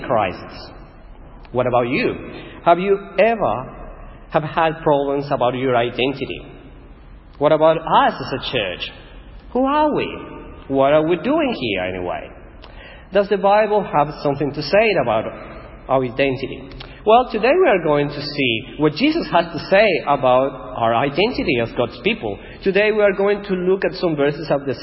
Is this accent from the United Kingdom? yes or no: no; Ecuador; first language Spanish; English is a second language; moved away as an adult; now in Australia; I'm Ecuadorian. This is my home, this is my town.